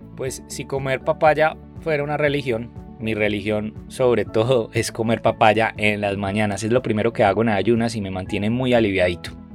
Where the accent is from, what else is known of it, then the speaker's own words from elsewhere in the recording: Antioquia, Colombia; nosotros como antioqueños y antioqueñas